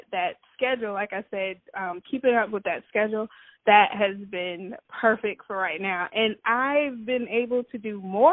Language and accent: English; Georgetown, South Carolina, United States; now in Rock Hill, United States; I'm from Georgetown, South Carolina, but we currently reside in Rock Hill, South Carolina